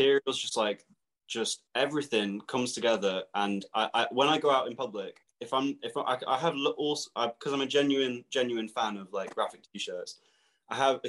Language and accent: English; Milton Keynes, South East England, United Kingdom; We're from Milton Keynes. Milton Keynes is like my, it's where I would call home, really. It's where we're all from